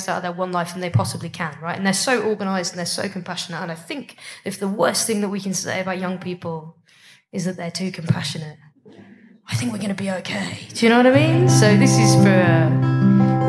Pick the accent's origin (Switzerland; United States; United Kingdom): United Kingdom; I'm from Britain.